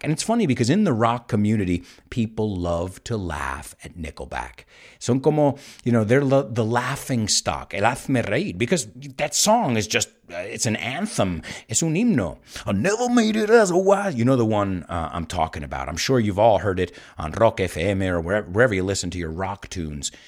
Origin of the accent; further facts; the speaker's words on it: United States; now in Spain; I'm from the United States.